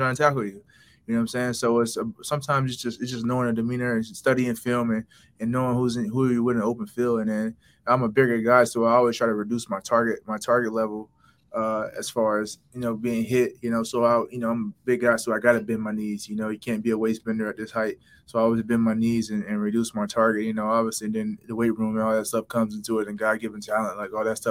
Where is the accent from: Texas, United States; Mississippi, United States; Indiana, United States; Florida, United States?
Florida, United States; moved away; I'm from Florida